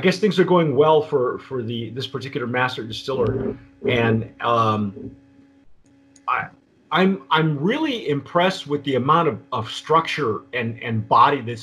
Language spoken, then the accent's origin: English; Southern California, United States; moved away; also born or lived in New Mexico; when I grew up in Southern California, we had a lemon tree, and we still